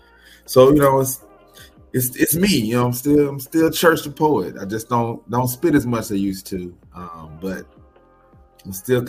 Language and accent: English; Nashville, Tennessee, United States; moved away as an adult; now in Durham, United States; I'm from Nashville, Tennessee, born and raised. I am now in Durham, North Carolina. I moved here 2006, December 27th, 2006.